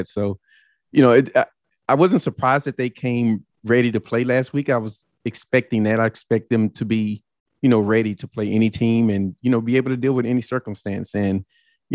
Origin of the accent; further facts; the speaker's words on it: New Orleans, Louisiana, United States; New Orleans, you know, we're no stranger to dealing with, you know, tough times. And that's my hometown